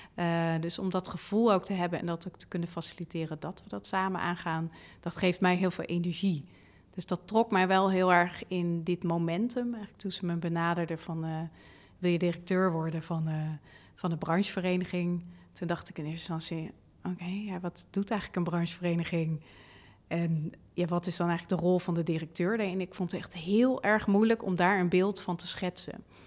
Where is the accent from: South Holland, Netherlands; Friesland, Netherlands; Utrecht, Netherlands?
Utrecht, Netherlands; Leusden; ik ben opgegroeid in Leusden, vlakbij Amersfoort